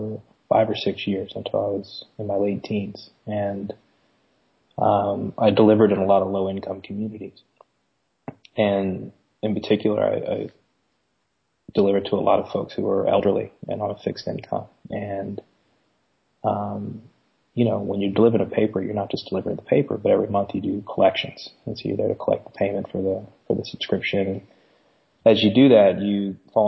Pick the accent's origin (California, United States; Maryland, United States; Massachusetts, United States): Maryland, United States; Glen Burnie; I grew up just outside of Baltimore in a town called Glen Burnie